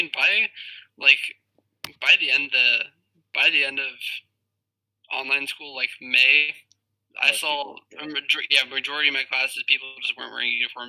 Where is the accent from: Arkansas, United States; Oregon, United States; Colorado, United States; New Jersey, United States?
Colorado, United States; now in Arizona, United States; I grew up in Colorado.